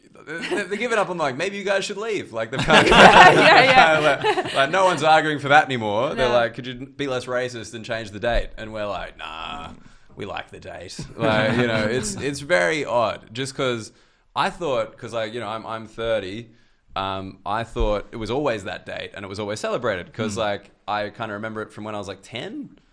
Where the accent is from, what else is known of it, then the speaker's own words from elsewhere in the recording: Australia; Because I was raised Catholic in Australia.